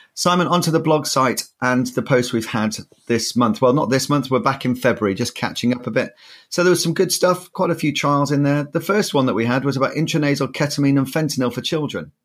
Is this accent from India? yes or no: no; Yorkshire and the Humber, United Kingdom; now in southern England, United Kingdom; as a Yorkshireman